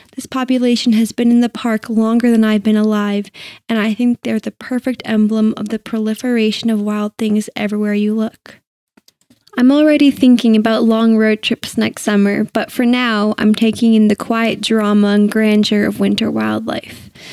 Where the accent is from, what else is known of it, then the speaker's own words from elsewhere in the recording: Boulder County, Colorado, United States; born and raised in Boulder County, Colorado